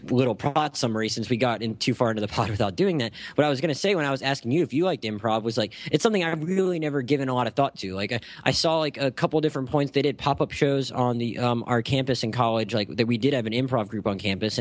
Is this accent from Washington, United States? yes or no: no; Gulf Breeze, Florida, United States; my hometown in Florida